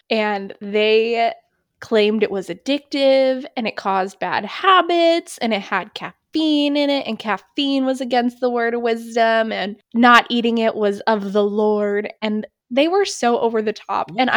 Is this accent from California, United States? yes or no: no; New Hampshire, United States; my hometown in New Hampshire